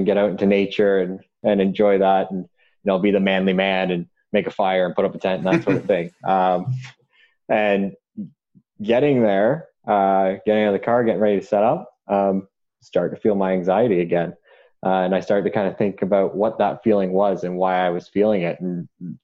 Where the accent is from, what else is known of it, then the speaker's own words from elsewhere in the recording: Durham Region, Ontario, Canada; growing up in the Durham region